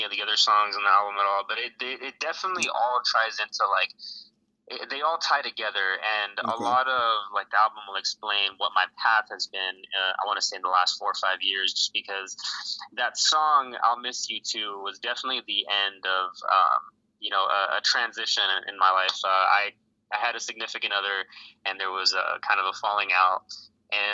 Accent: Los Angeles, California, United States; moved away as an adult; also born or lived in Alaska; now in Fayetteville, United States; I grew up in Los Angeles

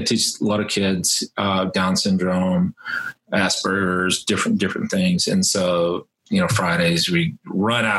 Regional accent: Texas, United States; I grew up in Texas

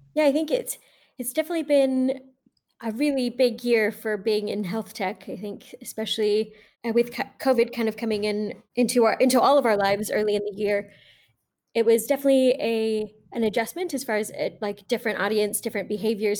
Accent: Tucson, Arizona, United States; I grew up in Tucson, Arizona

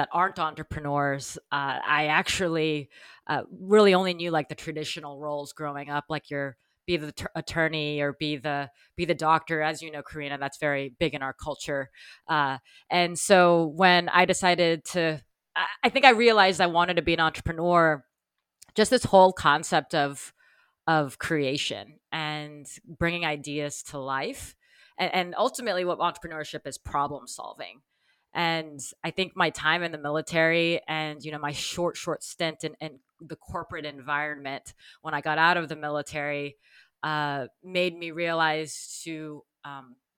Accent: Texas, United States; moved away as an adult; also born or lived in New York; I grew up in Texas

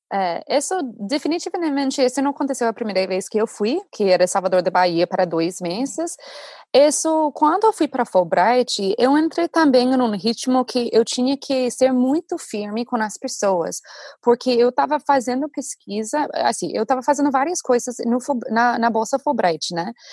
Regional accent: United States; Portuguese is a second language; a gente, como americanos

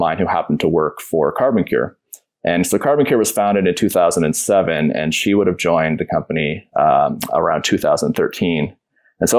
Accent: Peterborough, Ontario, Canada; now in Toronto, Canada; my hometown of Peterborough.

